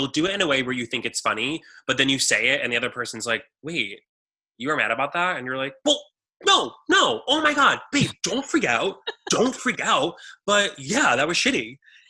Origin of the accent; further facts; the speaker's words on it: Texas, United States; No, I have I'm from Texas. I have a good gut.